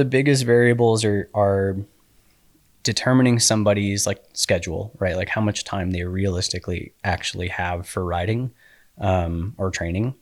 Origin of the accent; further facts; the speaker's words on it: Colorado Springs, Colorado, United States; now in Utah, United States; I grew up in Colorado Springs